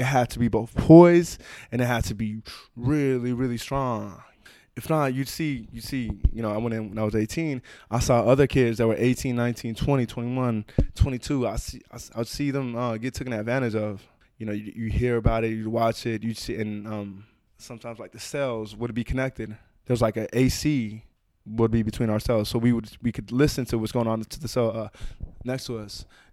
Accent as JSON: {"language": "English", "town": "Oakland", "region": "California", "country": "United States", "tie": "born or raised there", "said": "I grew up in Oakland"}